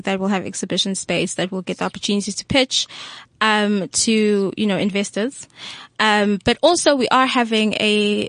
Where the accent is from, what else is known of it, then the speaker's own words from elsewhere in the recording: Tanzania; I'm Tanzanian